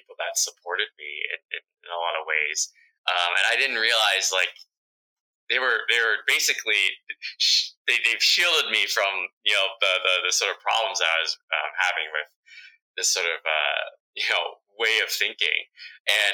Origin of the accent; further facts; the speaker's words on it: United States; first language Vietnamese; English is a second language; I was born here in the United States, my English wasn't so, I'd struggle a little bit because my parents spoke Vietnamese to me growing up